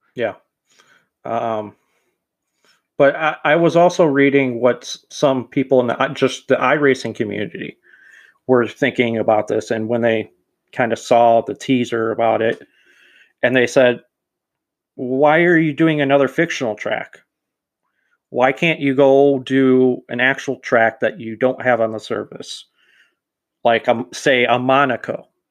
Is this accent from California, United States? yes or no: no; Chicago, Illinois, United States; I was born in Chicago